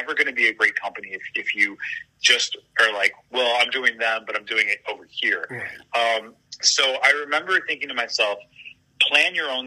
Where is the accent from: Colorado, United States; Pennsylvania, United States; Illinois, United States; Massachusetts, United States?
Illinois, United States; Elmhurst; I grew up in Elmhurst and went to college at Eastern Illinois